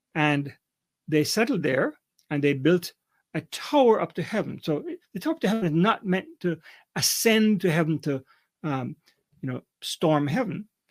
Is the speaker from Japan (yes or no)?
no; Kingston, Jamaica; moved away as an adult; also born or lived in Canada; I'm a Jamaican, grew up in Kingston, Jamaica